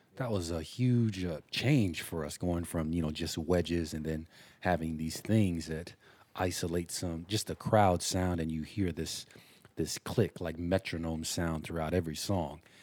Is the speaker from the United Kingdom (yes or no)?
no; Samoa; moved away; growing up in Samoa, where there was almost none